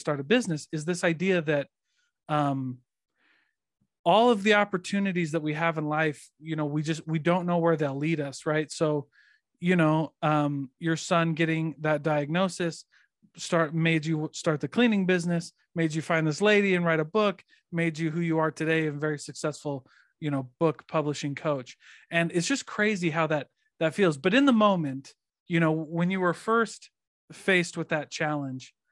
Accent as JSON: {"language": "English", "region": "Midwest", "country": "United States", "moved": "as an adult", "lives_now": "Utah, United States", "said": "we're from the Midwest"}